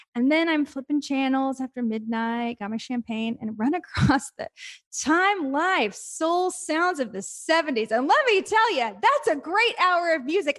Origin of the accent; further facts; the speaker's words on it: Texas, United States; moved away as an adult; now in New York, United States; I'm from Texas